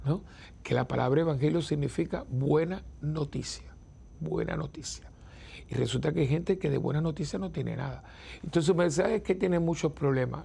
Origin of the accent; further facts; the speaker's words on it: Cuba; moved away; la tierra donde yo nací